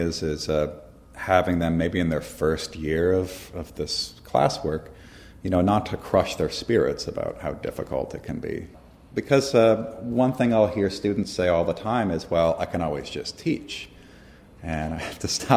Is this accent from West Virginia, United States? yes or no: no; Minneapolis, Minnesota, United States; moved away as an adult; now in Philadelphia, United States; I'm from Minneapolis originally.